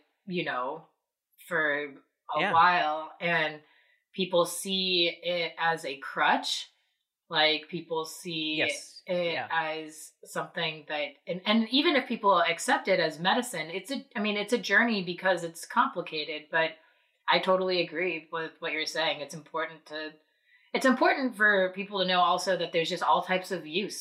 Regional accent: Southern California, United States; also born or lived in Hawaii / Boston; now in Salem, United States; I grew up in Southern California.

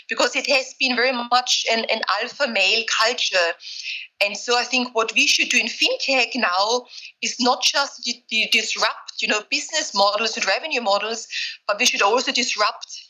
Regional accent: Austria; moved away as an adult; also born or lived in Vienna / Berkeley / Silicon Valley; now in London, United Kingdom; I grew up in Austria. So I'm Austrian originally.

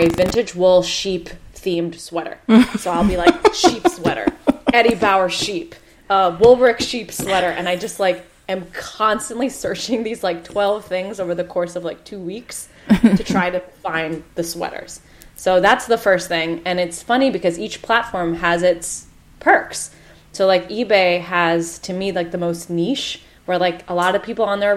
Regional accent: United States; I'm Indian American.

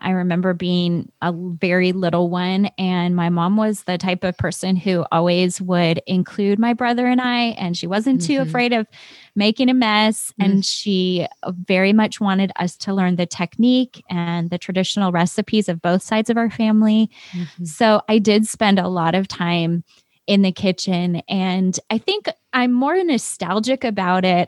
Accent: Chicago, Illinois, United States; also born or lived in California; I didn't grow up in California. I grew up in Chicago

